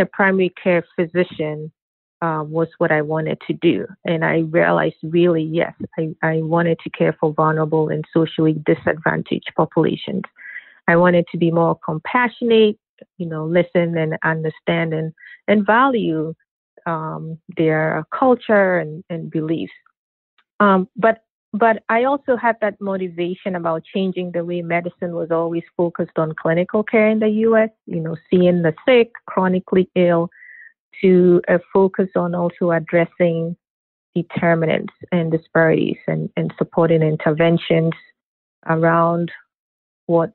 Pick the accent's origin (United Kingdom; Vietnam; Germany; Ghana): Ghana; I grew up in Ghana